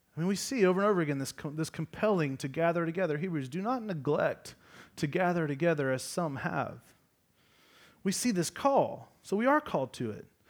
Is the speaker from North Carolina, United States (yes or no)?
no; Georgia, United States; I'm, I'm from Georgia